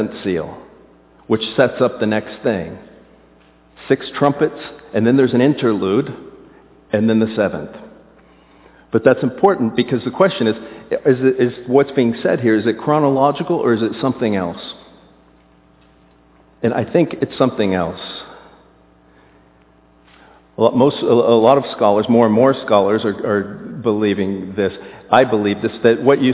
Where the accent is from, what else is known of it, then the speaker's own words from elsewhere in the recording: South Florida, United States; moved away; I was raised in South Florida